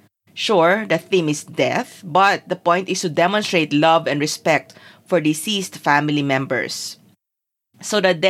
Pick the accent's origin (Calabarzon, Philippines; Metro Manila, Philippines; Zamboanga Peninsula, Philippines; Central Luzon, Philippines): Zamboanga Peninsula, Philippines; Zamboanga City; I grew up in Zamboanga City, which was not the hometown of neither parent.